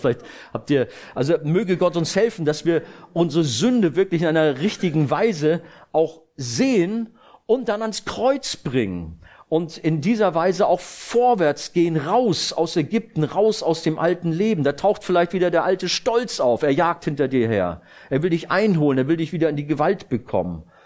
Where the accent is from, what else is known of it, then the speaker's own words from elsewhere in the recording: Rhineland, Germany; moved away; Ich komme ja aus dem Rheinland